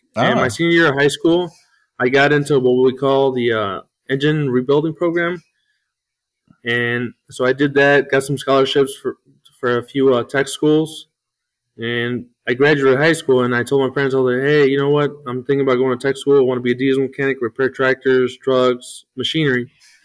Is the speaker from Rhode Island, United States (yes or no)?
no; Joliet, Illinois, United States; also born or lived in Chicago; I grew up in Joliet. Born in Chicago, but raised in Joliet my whole life.